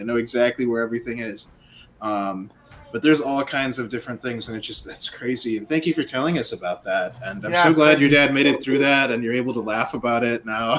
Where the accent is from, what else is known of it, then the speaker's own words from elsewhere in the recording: Wisconsin, United States; also born or lived in Northern Michigan; now in Texas, United States; I grew up in Wisconsin.